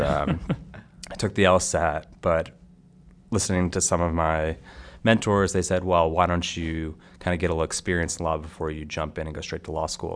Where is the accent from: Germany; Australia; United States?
United States; Stamford, Connecticut; where I grew up in Stamford, Connecticut